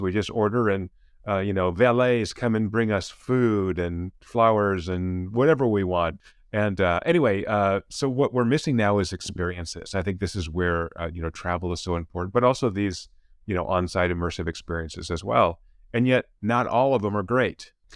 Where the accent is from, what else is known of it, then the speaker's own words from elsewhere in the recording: California, United States; I come from California. I'm a professor at Claremont Ag University